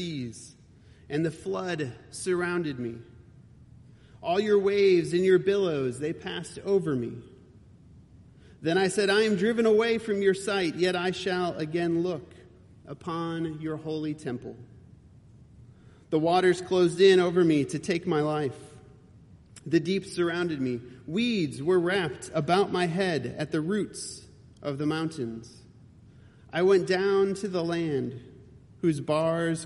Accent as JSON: {"language": "English", "town": "Cleveland", "region": "Ohio", "country": "United States", "tie": "born or raised there", "moved": "yes", "lives_now": "Roanoke, United States", "said": "I grew up in Cleveland, Ohio"}